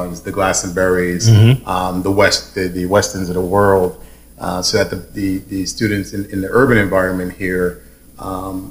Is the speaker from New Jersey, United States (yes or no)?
no; New York City, New York, United States; moved away as an adult; now in Connecticut, United States; I'm from New York City, born and raised in Harlem